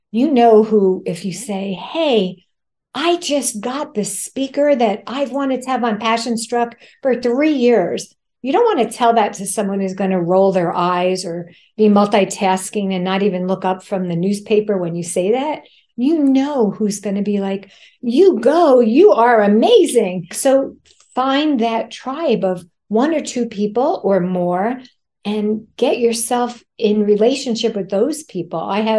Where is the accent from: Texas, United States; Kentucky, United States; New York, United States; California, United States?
New York, United States; because I have two speeds as a New Yorker, fast and faster